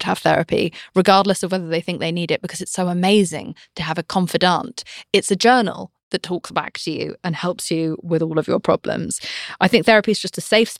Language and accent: English; United Kingdom; accent: English; I'm British